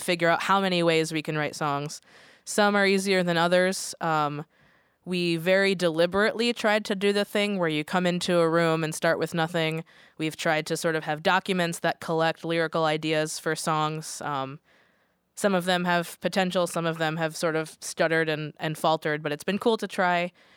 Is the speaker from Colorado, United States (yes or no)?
no; Connecticut, United States; now in Portland, United States; being from Connecticut